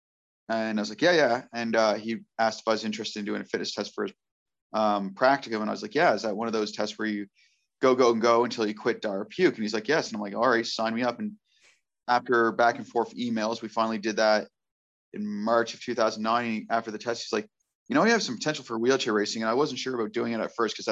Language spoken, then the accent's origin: English; Cambridge, Nova Scotia, Canada; I am from Cambridge, Nova Scotia